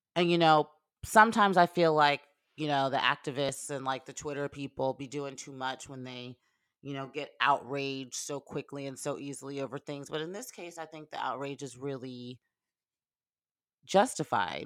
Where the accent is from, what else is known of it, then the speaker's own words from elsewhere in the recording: Lawrenceville, Georgia, United States; moved away; I am from Gwinnett County, Georgia, Lawrenceville, Georgia, which is in Gwinnett.